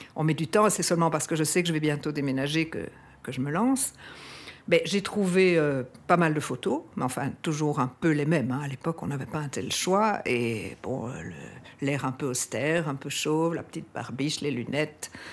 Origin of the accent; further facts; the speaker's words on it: Brussels, Brussels-Capital Region, Belgium; J'ai 66 ans et j'ai toujours habité Bruxelles.